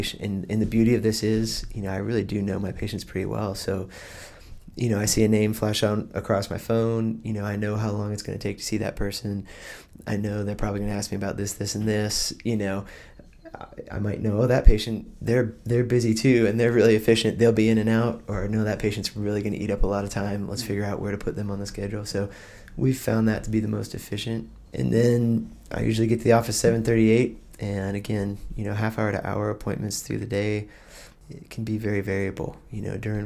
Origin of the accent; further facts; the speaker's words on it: just north of Athens, Georgia, United States; now in Blacksburg, United States; I grew up in just north of Athens, Georgia